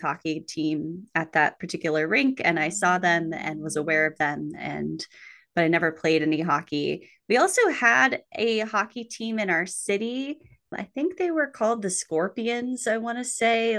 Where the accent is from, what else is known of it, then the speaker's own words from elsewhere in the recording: New Mexico, United States; I grew up in New Mexico, famous for its ice rinks